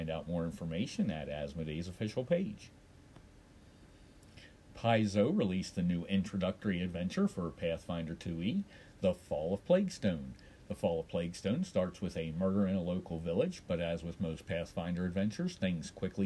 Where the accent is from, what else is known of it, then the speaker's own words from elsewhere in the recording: Baltimore, Maryland, United States; there are no reports coming in from my hometown because apparently Baltimore has gone dark